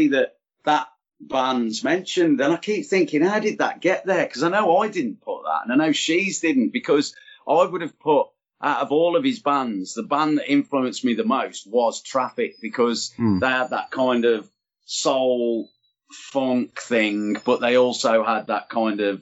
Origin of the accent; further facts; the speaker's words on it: Birmingham, West Midlands, United Kingdom; being a Brummie and everything, I'm thinking about Birmingham. And I always remember when we used to go to gigs or when we used to get to Snobs when I was a kid